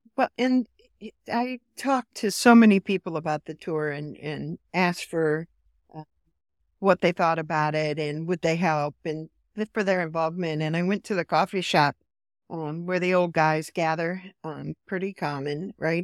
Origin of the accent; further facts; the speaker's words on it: Iowa, United States; moved away as an adult; also born or lived in Chicago / North Carolina; born and raised in rural. I'm originally from Iowa, a small town in Iowa